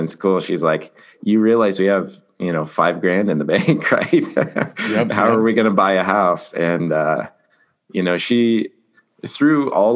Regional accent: Colorado, United States; now in Utah, United States; I'm from Colorado originally. Grew up racing motocross

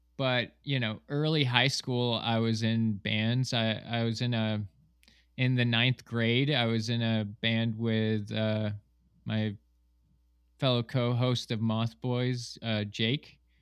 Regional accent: Ashville, New York, United States; moved away as an adult; also born or lived in Miami; I grew up in Western New York in a small town called Asheville

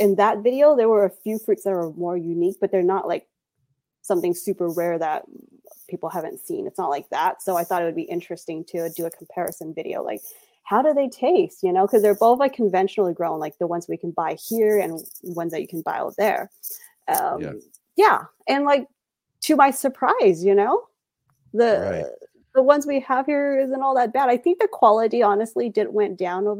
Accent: United States; I'm from the U.S.

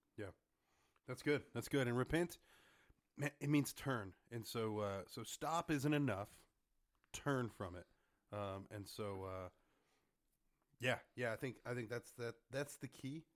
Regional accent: Harlingen, Texas, United States; I'm from Harlingen

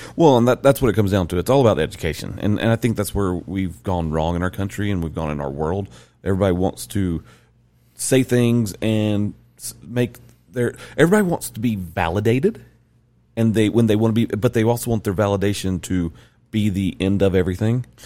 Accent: the South, United States; moved away as an adult; now in Utah, United States; I'm born and raised in the South. I'm from the South

